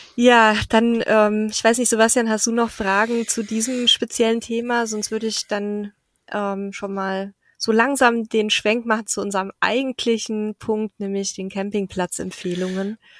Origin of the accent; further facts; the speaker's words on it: Southern Germany, Germany; moved away; da komme ich ja her, ursprünglich aus dem Süden von Deutschland.